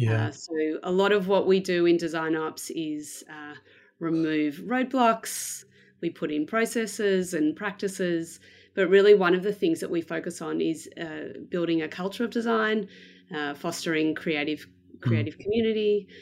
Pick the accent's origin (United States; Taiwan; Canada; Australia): Australia; Melbourne, Victoria; So I am from Melbourne in Australia. I was born here and I've lived here basically most of my life.